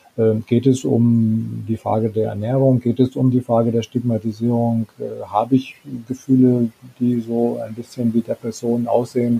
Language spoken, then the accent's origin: German; Germany; bei uns in Deutschland